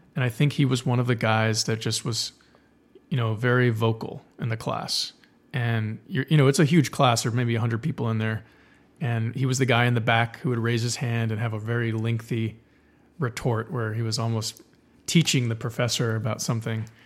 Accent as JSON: {"language": "English", "region": "South Texas", "country": "United States", "tie": "born or raised there", "said": "I grew up in South Texas and then went to University of Texas Film School."}